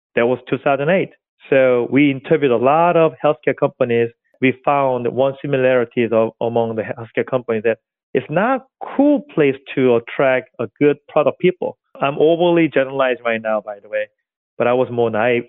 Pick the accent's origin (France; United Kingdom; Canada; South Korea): South Korea; English is a second language; moved away as an adult; also born or lived in Seoul, South Korea; now in New York, United States; So I came from South Korea, a suburb area like Charleston in America, seaside area, suburb. I'm like country boy. I grew up at there.